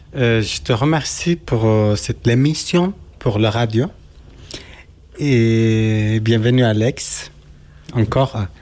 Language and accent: French; Turkey; French is a second language; moved away as an adult; now in Geneva, Switzerland; je viens de la Turquie, mais je suis kurde